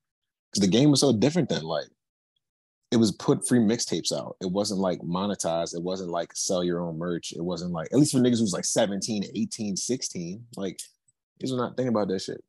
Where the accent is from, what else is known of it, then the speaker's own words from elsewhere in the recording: Prince George's County, Maryland, United States; moved away as an adult; also born or lived in Washington, D.C. / Madison, Wisconsin; I'm from Maryland. Like, I'm from PG County, bro.